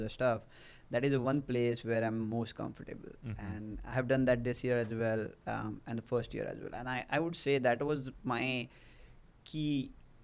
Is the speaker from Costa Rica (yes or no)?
no; India; moved away as an adult; now in United States; I came to US from India